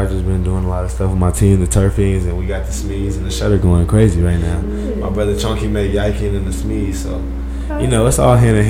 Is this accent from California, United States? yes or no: yes; Fairfield, California, United States; moved away as an adult; also born or lived in Oakland, California / San Francisco, California; I'm from the Bay Area. I grew up in Fairfield, California. Born in Oakland, California. I lived in San Francisco after I graduated high school. Went to San Francisco City College for 2 years.